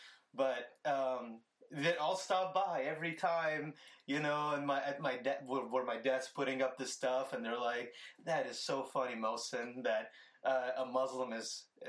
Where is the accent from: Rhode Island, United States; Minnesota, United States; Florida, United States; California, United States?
Florida, United States; St. Petersburg; St. Anthony's Hospital here where I was born in St. Petersburg.